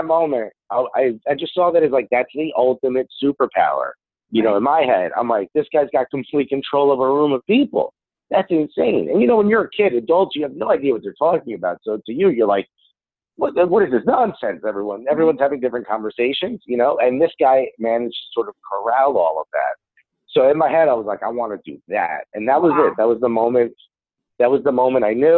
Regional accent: Newark, New Jersey, United States; first language Spanish; English is a second language; When I was a kid, I grew up in Newark, New Jersey.

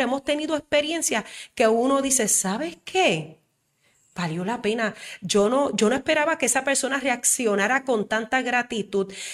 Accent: Puerto Rico; also born or lived in Isabela, Puerto Rico; como mujer puertorriqueña

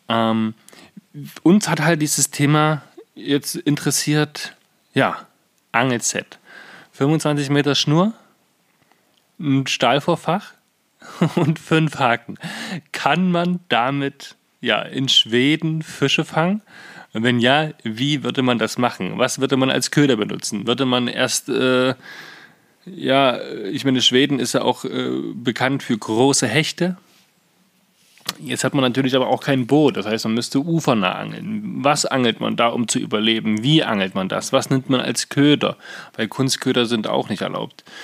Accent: Saxony-Anhalt, Germany; gibt es einen jungen Mann aus Magdeburg, was ja quasi die Landeshauptstadt von Sachsen-Anhalt ist. Und wir sind ja aus Sachsen-Anhalt.

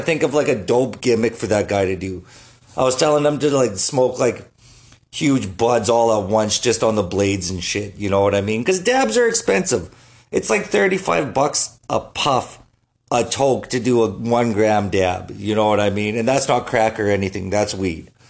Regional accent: Canada; just as a Canadian here

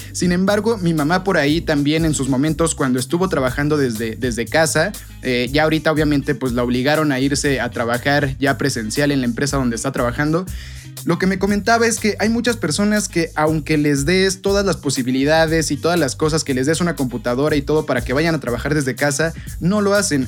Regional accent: Mexico; nosotros como mexicanos

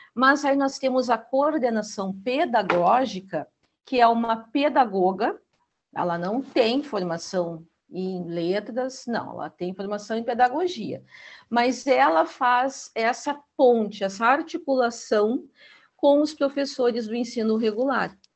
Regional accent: Gaúcha, Rio Grande do Sul, Brazil; Eu sou gaúcha, eu tenho meu sotaque

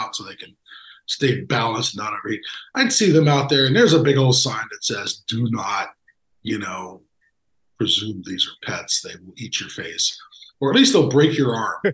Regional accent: Central Florida, United States; I was from Central Florida

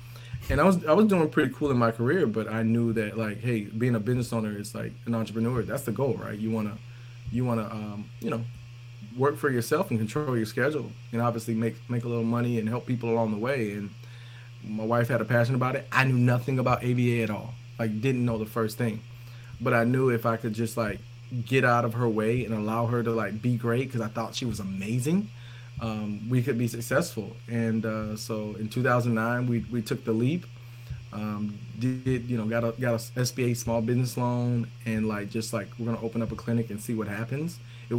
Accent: the South, United States; We're from the South, so we kind of have those dynamics from that standpoint.

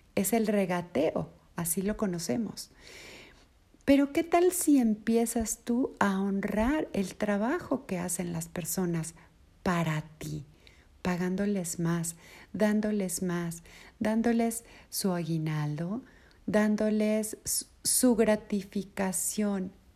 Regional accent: Mexico; Aquí en mi país, en México

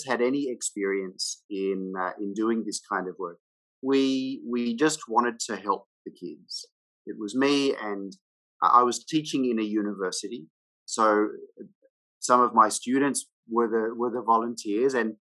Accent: Australia; moved away as an adult; now in Hanoi, Vietnam; I'm an Australian and I live in Vietnam. I've been here now since 2002

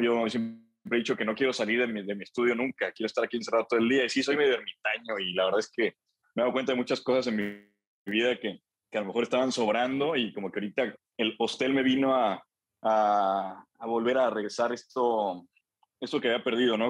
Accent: Celaya, Guanajuato, Mexico; allá en Celaya, yo soy de Celaya

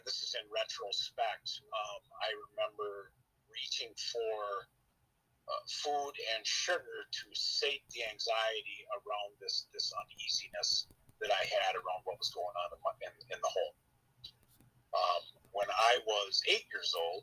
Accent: Western Minnesota, United States; I'm from Western Minnesota, and I'm 55 years old.

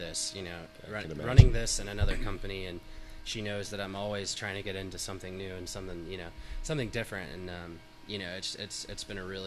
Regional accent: Atlanta, Georgia, United States; growing up in Atlanta, playing hockey here

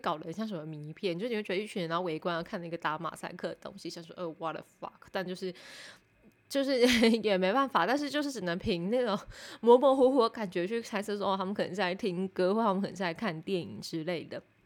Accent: Taipei, Taiwan; 因为我是台北人

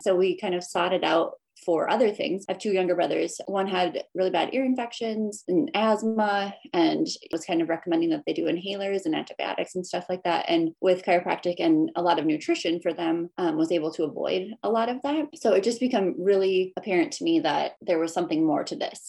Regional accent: Upper Peninsula of Michigan, United States; I grew up in the Upper Peninsula of Michigan, so some will know me as a Youper

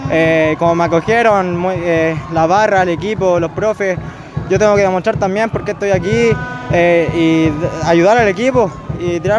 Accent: Talca, Maule, Chile; yo en verdad soy de Talca, vengo de refuerzo y allá en Talca juego por el Club Deportivo Chacarilla, que me crié ahí de los 6, 7 años

